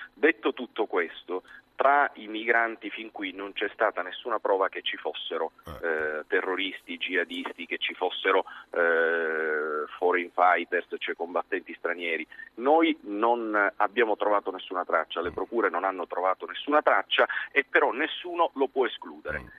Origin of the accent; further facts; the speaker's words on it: Agrigento, Sicily, Italy; parlo da siciliano